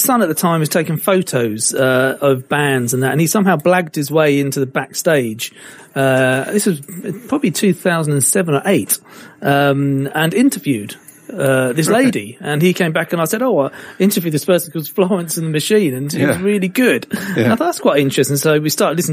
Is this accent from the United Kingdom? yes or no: yes; Colchester, East of England, United Kingdom; born or raised there; also born or lived in Crawley / Africa